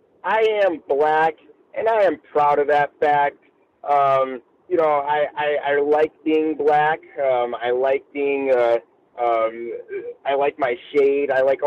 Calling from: Costa Mesa, California, United States; I'm reporting from Costa Mesa, California this evening

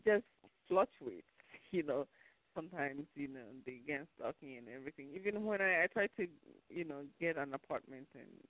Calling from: New York, United States; I'm calling from New York.

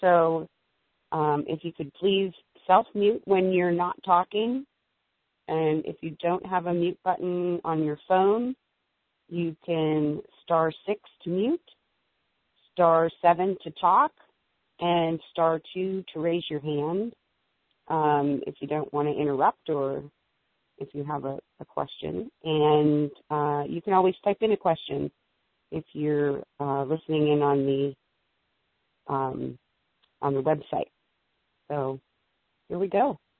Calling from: Erie, Pennsylvania, United States; I'm in Masterful Living 3, and I'm calling from Erie, PA, where it's very chilly and sunny this morning.

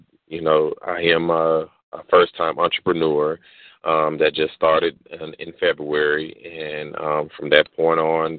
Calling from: Jonesboro, Georgia, United States; I'm calling in from Jonesboro, Georgia

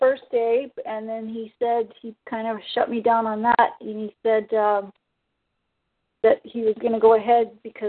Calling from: Ontario, Canada; No. I'm in from Ontario.

